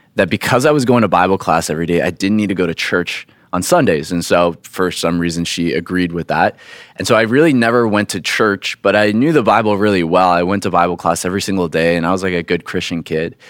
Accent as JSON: {"language": "English", "region": "Florida", "country": "United States", "tie": "born or raised there", "moved": "yes", "said": "I grew up in Florida"}